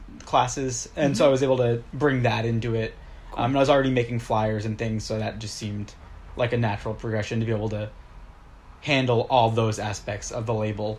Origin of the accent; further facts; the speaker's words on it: Maine, United States; now in Boston, United States; I'm from Maine originally.